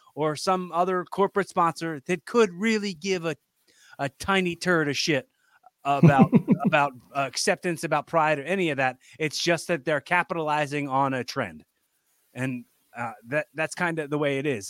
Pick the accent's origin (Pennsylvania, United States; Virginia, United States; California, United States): Pennsylvania, United States; Philadelphia; I'm from Philly. I know how Philly people are